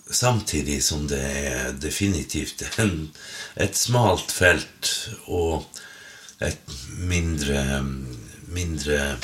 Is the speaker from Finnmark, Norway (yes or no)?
yes; Finnmark, Norway; hjemme i Finnmark når jeg vasa rundt